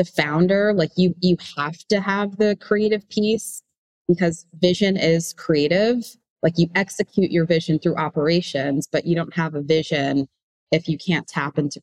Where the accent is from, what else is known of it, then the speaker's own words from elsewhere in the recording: New York, United States; growing up in New York